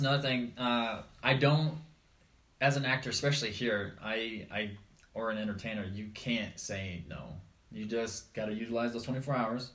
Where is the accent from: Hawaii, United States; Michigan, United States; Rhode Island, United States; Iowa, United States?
Iowa, United States; born or raised there; moved away